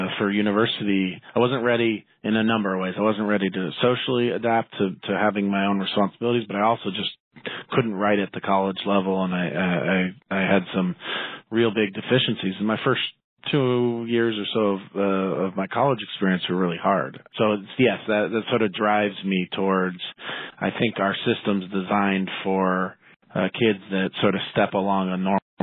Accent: Salem, Oregon, United States; also born or lived in Baltimore, Maryland / Seattle, Washington; now in Portland, United States; I went to high school in Salem, Oregon, about 60 miles south of Portland. And I grew up actually in Baltimore, Maryland, and moved to Oregon when I was 10

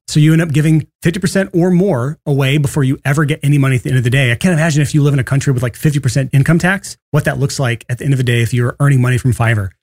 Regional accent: Alabama, United States; I'm from Alabama

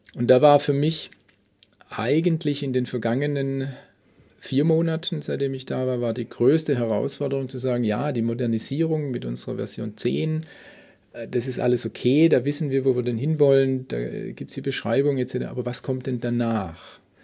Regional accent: Stuttgart, Baden-Württemberg, Germany; now in Munich, Germany; gebürtig aus Stuttgart

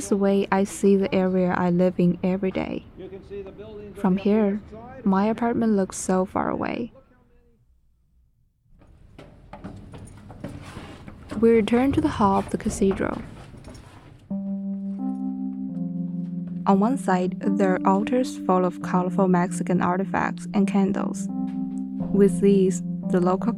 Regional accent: China; English is a second language; also born or lived in North Carolina, United States; now in New York City, United States; I'm from China, because I was born there.

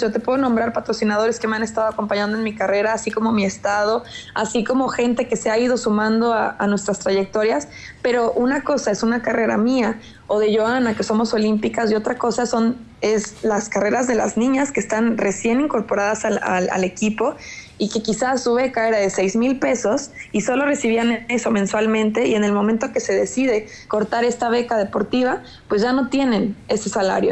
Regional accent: Jalisco, Mexico; now in Mexico City, Mexico; que soy de Jalisco

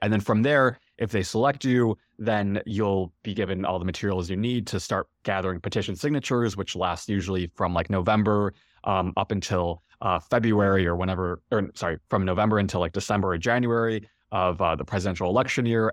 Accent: Chicago, Illinois, United States; I'm from Chicago and I remember seeing the two thousand eight, um, you know, inauguration, uh, in Grant Park, um, from home

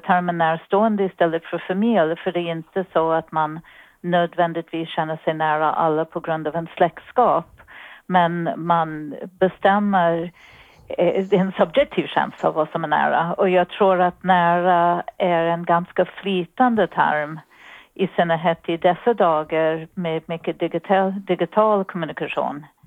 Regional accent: New York City, New York, United States; Swedish is a second language; moved away as an adult; now in Sweden; jag kommer ifrån Bronx, det hörs antagligen, men jag hoppas mm. att det också hörs att jag har bott i Sverige ganska länge

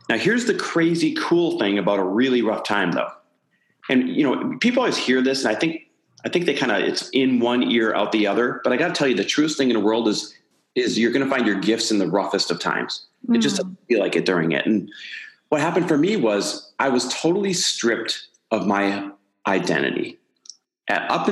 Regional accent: Midwest, United States; now in Santa Monica, United States; I am Midwest born and raised, now living out here in Santa Monica, California

